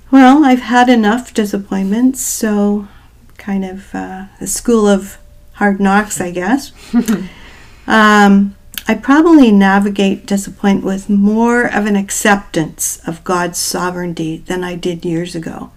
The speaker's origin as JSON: {"language": "English", "region": "New Brunswick", "country": "Canada", "tie": "born or raised there", "also_born_or_lived": "Newfoundland / Waterloo, Ontario", "moved": "as an adult", "said": "I'm originally from the East Coast. I was born in Newfoundland. I grew up in New Brunswick"}